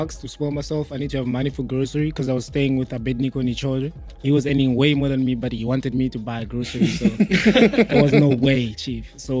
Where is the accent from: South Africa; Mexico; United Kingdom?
South Africa; Soweto, Gauteng; also born or lived in Polokwane; I'm from Soweto